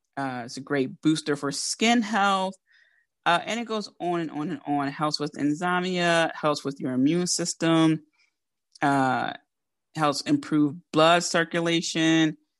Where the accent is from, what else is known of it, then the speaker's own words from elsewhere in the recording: Philadelphia, Pennsylvania, United States; accent: Philly; Because I'm from Philly